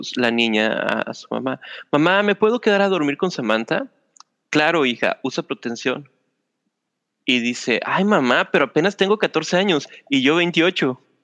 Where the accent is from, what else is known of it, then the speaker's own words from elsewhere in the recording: Mexico; somos mexicanos